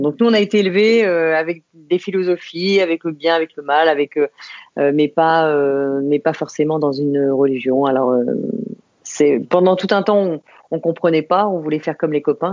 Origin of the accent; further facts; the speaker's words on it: Saint-Maurice, Île-de-France, France; Je suis née à Saint-Maurice, euh, tout à côté de, Paris. Euh, et j'ai vécu en banlieue parisienne euh, pendant, pendant des années autour de Paris